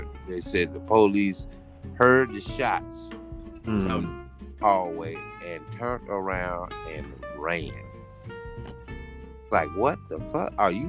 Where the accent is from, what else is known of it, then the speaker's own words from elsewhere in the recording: Florida, United States; I'm country strong, don't forget I'm from Florida.